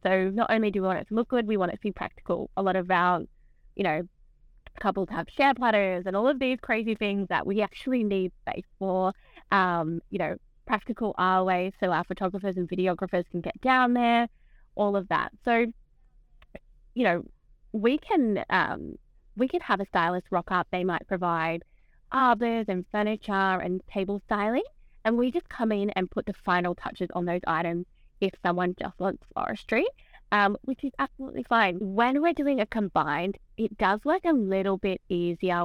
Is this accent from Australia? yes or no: yes; Camden, New South Wales, Australia; moved away as an adult; now in South Coast, New South Wales, Australia; I actually grew up not on the South Coast. I grew up sort of around Camden area.